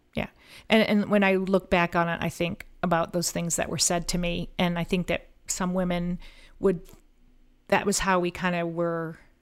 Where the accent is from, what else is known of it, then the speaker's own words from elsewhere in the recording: Collier County, Florida, United States; also born or lived in Missouri / Groton, Connecticut; when I went back to my hometown, I got hired in the Collier County Sheriff's Office